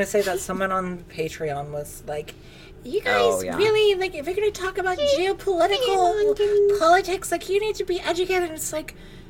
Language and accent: English; United States; I'm an American